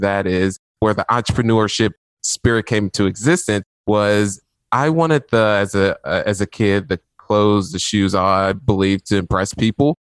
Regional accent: Indianapolis, Indiana, United States; was born on the east side of Indianapolis, where people, when they drive through the neighborhoods where I had my upbringing, they tend to lock their doors.

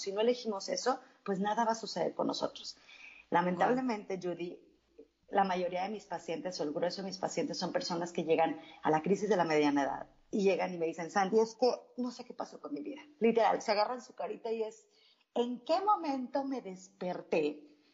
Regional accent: Mexico; yo crecí en un pueblito en México.

